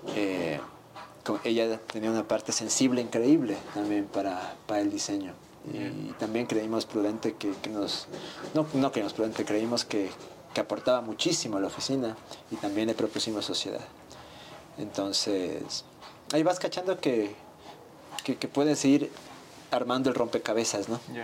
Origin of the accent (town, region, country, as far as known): Ecuador